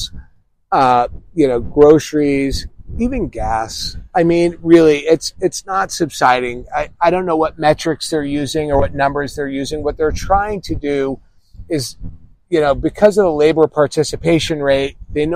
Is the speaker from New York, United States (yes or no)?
yes; New York, United States; moved away; Because I'm from the East Coast, I'm from New York